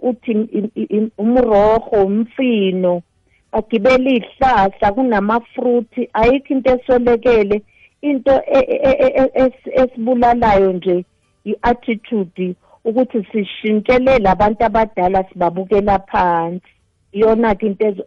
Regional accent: KwaZulu-Natal, South Africa; moved away as an adult; also born or lived in Gauteng / Limpopo; ngiwumZulu ngizalwa le eNatali ngishadelwa kubapedi

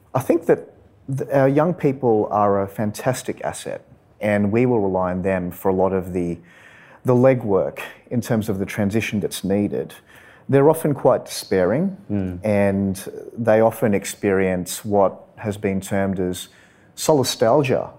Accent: Sydney, New South Wales, Australia; I grew up in Western Sydney on a farm on the outskirts of the city

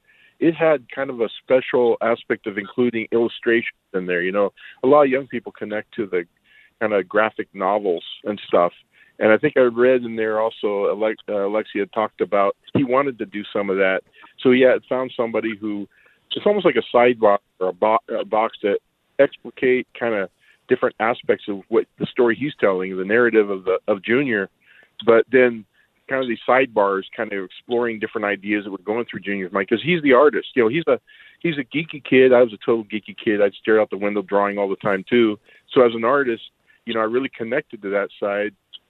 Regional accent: Montana, United States; I was raised in Montana, far away from my people. Our reservation's here.

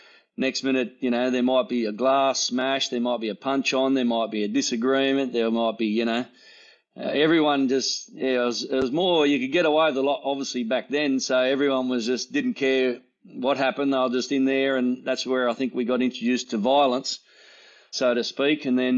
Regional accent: Sydney, New South Wales, Australia; born there; also born or lived in Muswellbrook; Well, I was born in Sydney. Dad was a copper down there. In Sydney in the 70s, early 70s, so it puts me as an old bloke.

